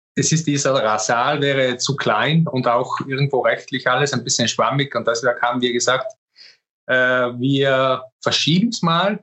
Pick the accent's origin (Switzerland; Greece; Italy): Italy; South Tyrol, Trentino-Alto Adige; Ich bin Südtiroler